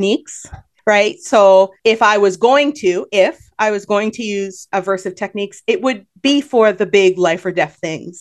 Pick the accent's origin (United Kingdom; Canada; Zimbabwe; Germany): Canada; I'm Canadian